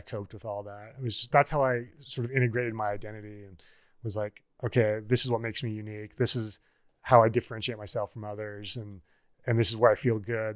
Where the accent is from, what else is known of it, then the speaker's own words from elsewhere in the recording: Niobrara, Nebraska, United States; moved away as an adult; also born or lived in Bozeman, Montana / Ashland, Oregon; now in Colorado, United States; growing up in Niobrara, Nebraska